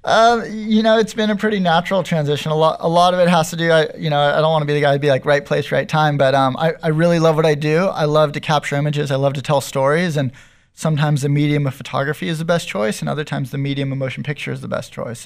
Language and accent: English; San Diego, California, United States; I grew up in North County. I grew up in Carmel Valley